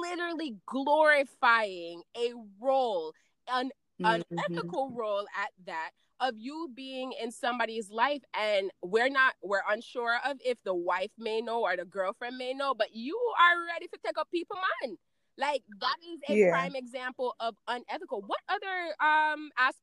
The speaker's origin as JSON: {"language": "English", "country": "Jamaica", "moved": "yes", "said": "we come from Jamaica"}